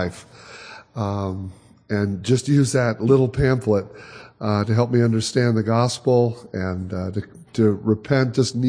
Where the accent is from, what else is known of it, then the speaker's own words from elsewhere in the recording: Michigan, United States; now in Chicago, United States; We've been in Chicago now for 30-some years. I grew up in Michigan, Chicago for 30-some years.